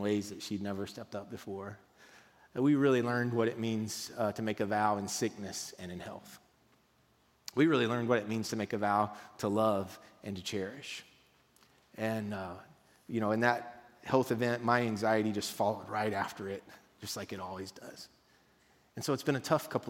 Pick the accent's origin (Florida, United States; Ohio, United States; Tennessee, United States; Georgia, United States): Tennessee, United States; Mount Juliet; We're from Mount Juliet